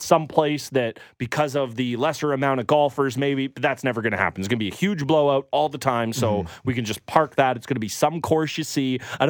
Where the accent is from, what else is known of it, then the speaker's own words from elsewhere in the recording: Canada; We're also Canadian patriots, mm-hmm. and our beloved Canadian men have just started their game against France.